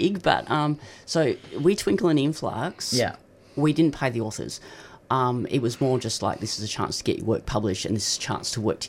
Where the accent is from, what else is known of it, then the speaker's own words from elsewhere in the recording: Perth, Western Australia, Australia; now in Melbourne, Australia; And I grew up in Perth, and that was many years ago, and I didn't know anyone who was trans.